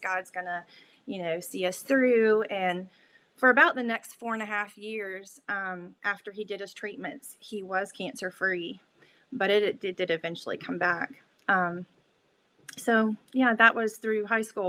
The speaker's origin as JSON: {"language": "English", "town": "Middleburg", "region": "Florida", "country": "United States", "tie": "born or raised there", "also_born_or_lived": "Jacksonville, Florida", "said": "when I was two, we uh, moved to a little town outside of Jacksonville called Middleburg, Florida. So, that is where I spent all of my days uh, growing up"}